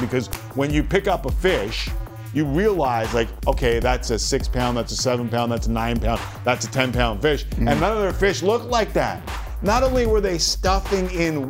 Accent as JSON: {"language": "English", "country": "Canada", "said": "I'm Canadian"}